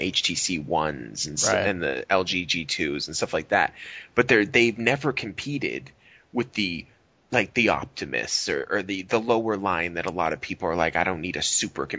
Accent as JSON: {"language": "English", "country": "United States", "said": "as an American"}